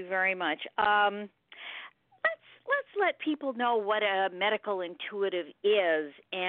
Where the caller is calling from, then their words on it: California, United States; Well, you know, we're calling from California.